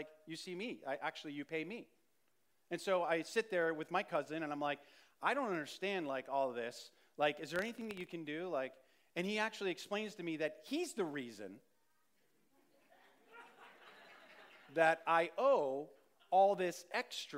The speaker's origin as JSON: {"language": "English", "town": "Saratoga Springs", "region": "New York", "country": "United States", "tie": "born or raised there", "said": "I grew up in Saratoga"}